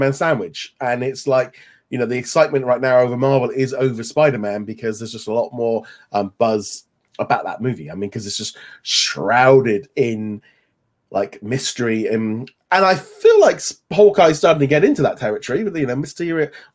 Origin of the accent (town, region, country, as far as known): United Kingdom